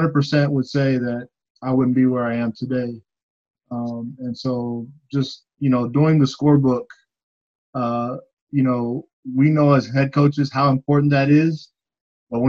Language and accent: English; Austin, Texas, United States; I grew up in South Austin, Southeast Austin area. Went to Johnston High School.